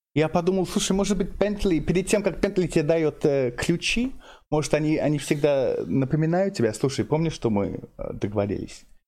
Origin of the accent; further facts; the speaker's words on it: London, United Kingdom; Russian is a second language; moved away; Я, я местный из Лондона